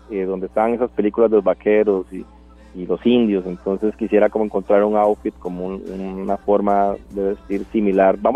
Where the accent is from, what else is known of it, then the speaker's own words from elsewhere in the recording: Puntarenas, Costa Rica; Yo crecí en el Cocal, en el, Cocal, de Punta Arenas, ajá, en el Cocal, a la par de un muelle.